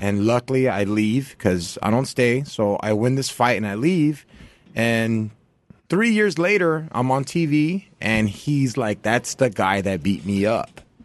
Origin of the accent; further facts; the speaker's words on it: Santa Ana, California, United States; also born or lived in Orange, California / Anaheim, California; I grew up in Orange County